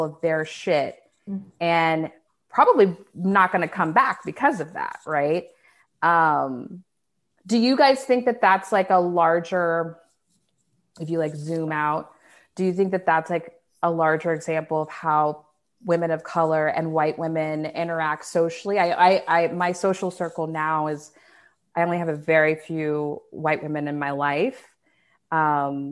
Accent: Dallas, Texas, United States; I'm from Dallas

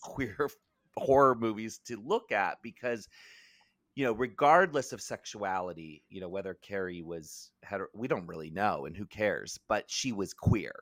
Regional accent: Maryland, United States; I grew up in Maryland

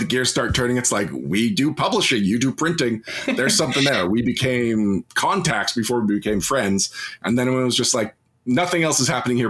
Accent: Canada; as a Canadian

